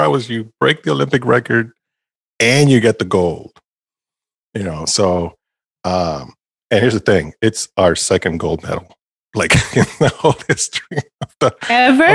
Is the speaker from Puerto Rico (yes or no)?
yes; Puerto Rico; moved away; my home country